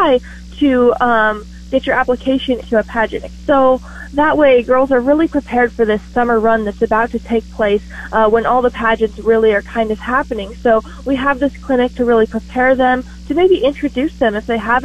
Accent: Nebraska, United States; my home state

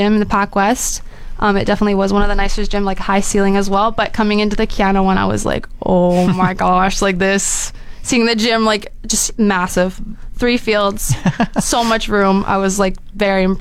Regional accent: Surrey, British Columbia, Canada; moved away as an adult; also born or lived in Abbotsford; now in Fort McMurray, Canada; I'm from Surrey, BC

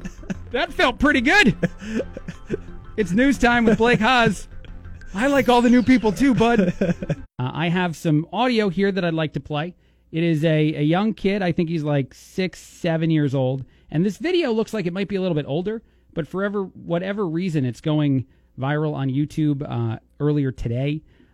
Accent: East Coast, United States; accent: New York; now in Bloomington, United States; I'm from the East Coast.

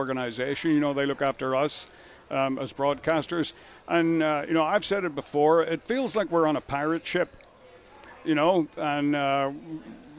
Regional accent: Northern Ireland, United Kingdom; I grew up in Northern Ireland

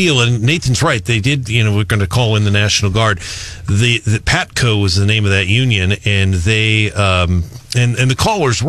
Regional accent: North St. Louis County, Missouri, United States; I grew up in North St. Louis County.

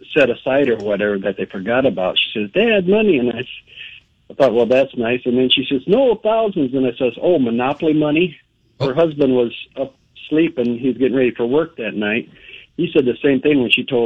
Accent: Ovid, Michigan, United States; I'm from Ovid, Michigan

